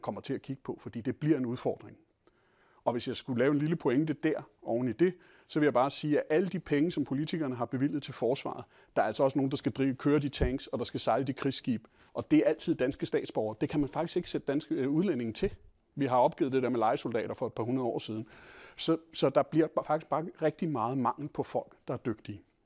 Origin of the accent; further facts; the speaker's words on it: Denmark; som danskere